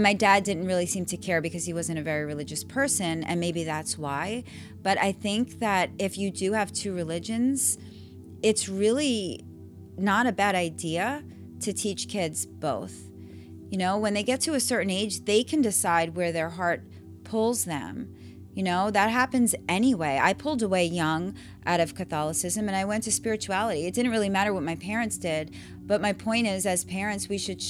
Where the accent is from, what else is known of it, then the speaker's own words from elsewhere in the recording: New York, United States; moved away as an adult; I grew up in New York, and I would say that I had a really great education system. And then I moved here and I raised my kids here